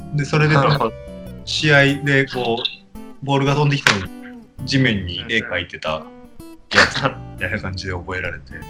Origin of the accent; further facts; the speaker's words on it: Aichi, Japan; moved away as an adult; その地元が愛知県なんですけれども